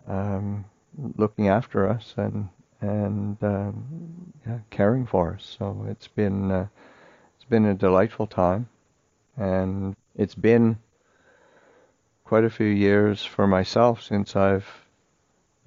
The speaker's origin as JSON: {"language": "English", "country": "Canada", "tie": "born or raised there", "moved": "yes", "said": "I grew up in Canada, but I never ever saw a monastery when I was growing up"}